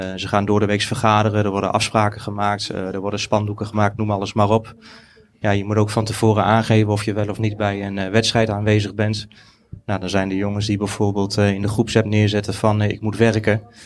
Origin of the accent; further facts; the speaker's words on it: Deventer, Overijssel, Netherlands; ik kom uit Deventer, ik ben in het centrum opgegroeid.